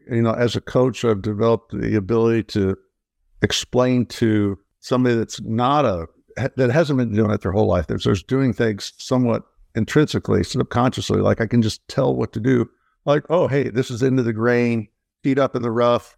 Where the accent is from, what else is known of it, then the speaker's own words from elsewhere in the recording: Midwest, United States; growing up in the Midwest where the lives were quite simple and easy